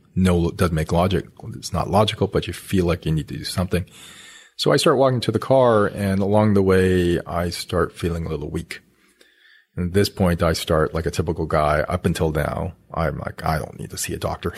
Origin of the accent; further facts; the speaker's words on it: Canada; I I'm Canadian, grew up in Canada, went to school at the University of Alberta